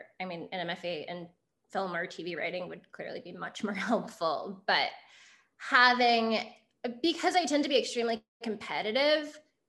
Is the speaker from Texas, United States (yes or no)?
yes; Houston, Texas, United States; moved away as an adult; also born or lived in New York; I came from Texas. There wasn't like a huge creative writing tradition in Houston.